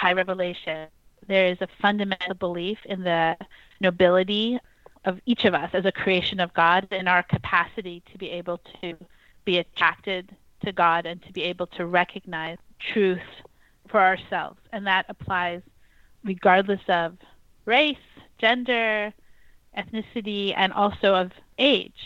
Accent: New York City, New York, United States; I actually was growing up in New York City

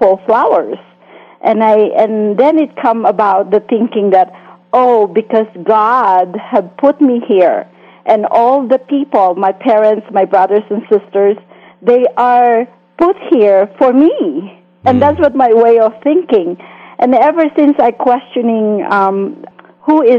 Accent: Philippines; moved away as an adult; now in United States; I grew up in the Philippines

